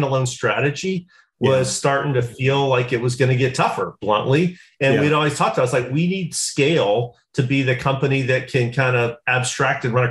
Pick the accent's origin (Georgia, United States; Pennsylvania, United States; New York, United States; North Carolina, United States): Georgia, United States; South; I'm from South Georgia.